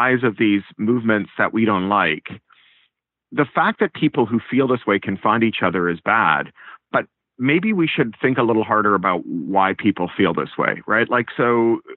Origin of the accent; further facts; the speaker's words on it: Canada; also born or lived in United Kingdom; now in California, United States; I am an expat twice over. I was a Canadian and then a Briton, and now I'm a Californian